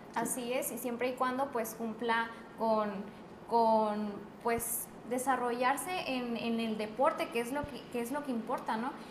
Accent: Mexico; nosotros como mexicanos

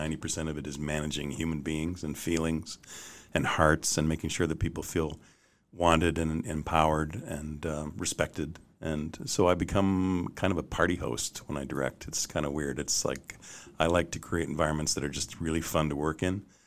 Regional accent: Canada; And I'm Canadian

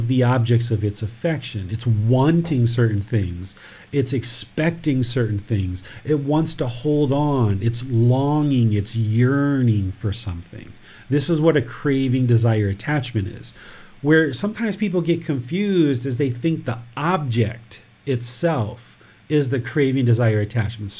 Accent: United States; now in Thailand; this physical body was born in America, and other people consider me American

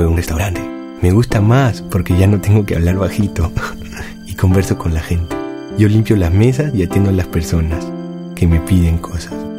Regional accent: Colombia; lo que tenemos los colombianos

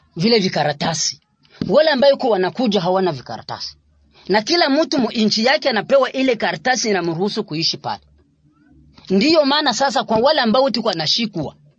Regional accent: Congolese Barundi, South Kivu, DR Congo; Sisi tuko Wakongomani

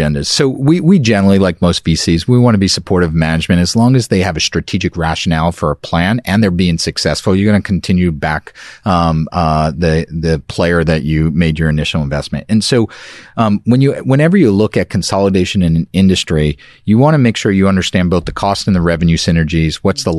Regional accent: New York City, New York, United States; I was from Brooklyn. Yep. I'm a year older than you.

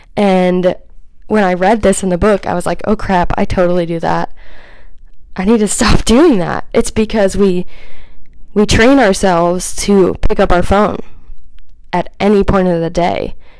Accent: Kansas City, United States; also born or lived in Phoenix, Arizona; we moved from Phoenix back to Kansas City when I was around six or seven.

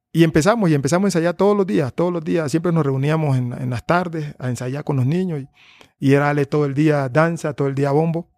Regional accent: Tumaco, Nariño, Colombia; moved away; esa es mi tierra y que y que y que y es de ahí donde yo pertenezco

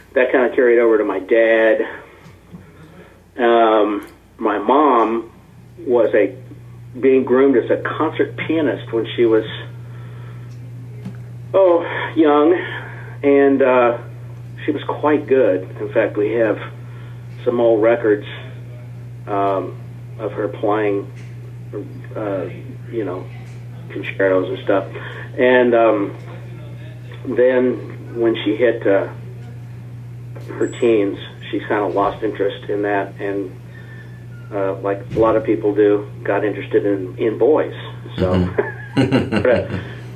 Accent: Kansas City, Missouri, United States; I was born here in Kansas City and raised here in Kansas City

